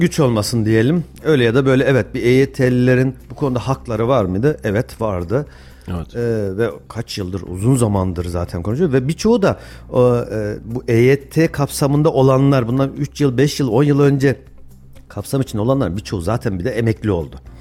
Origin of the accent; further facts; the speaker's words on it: Kayseri Province, Turkey; ben Kayseriliyim.